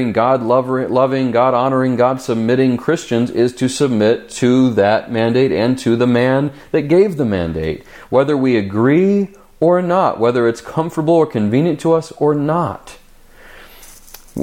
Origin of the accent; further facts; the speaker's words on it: United States; we as the American church